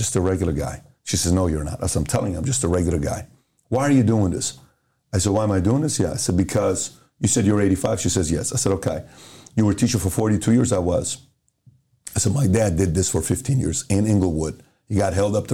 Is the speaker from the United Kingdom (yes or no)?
no; Iran; moved away; also born or lived in Los Angeles, United States; I grew up in Iran